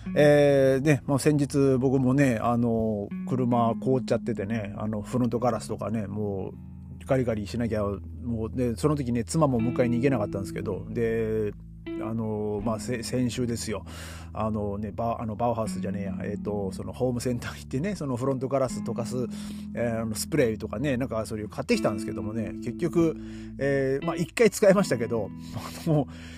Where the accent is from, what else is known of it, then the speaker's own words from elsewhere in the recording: Aomori, Japan; now in Berlin, Germany; 僕の地元のですね青森県